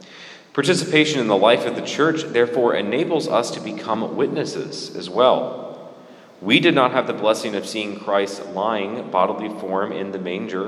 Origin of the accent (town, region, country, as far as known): United States